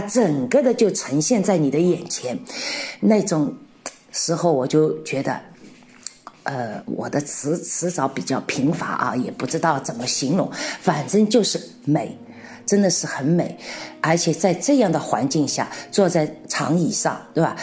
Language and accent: Chinese; Shanghai, China; moved away as an adult; also born or lived in Czech Republic; now in Kutná Hora, Czech Republic; 我是上海人